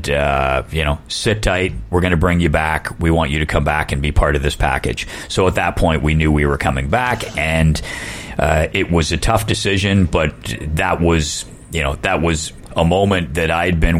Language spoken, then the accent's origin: English; Canada; also born or lived in United Kingdom; I'm very proud as a Canadian